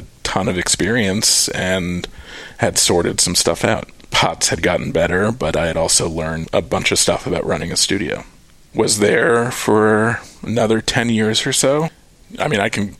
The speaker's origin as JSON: {"language": "English", "region": "New York", "country": "United States", "tie": "born or raised there", "also_born_or_lived": "Cape Cod, Massachusetts", "moved": "as an adult", "lives_now": "Austin, United States", "said": "I grew up just outside of New York City"}